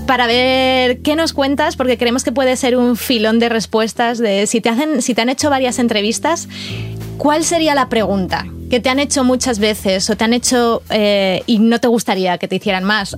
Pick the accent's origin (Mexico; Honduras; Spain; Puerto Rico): Spain; Salamanca, Castile and León; Yo, como castellana, yo soy de Castilla y León de Salamanca